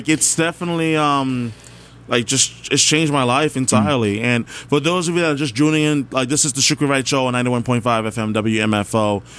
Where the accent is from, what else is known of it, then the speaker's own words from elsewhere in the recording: Guyana; I'm Guyanese, so, like, this...